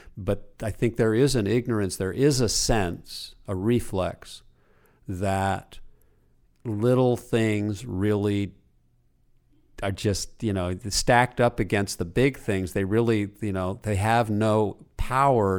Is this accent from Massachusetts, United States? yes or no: no; Los Angeles, California, United States; my mother's house where I grew up in Pacific Palisades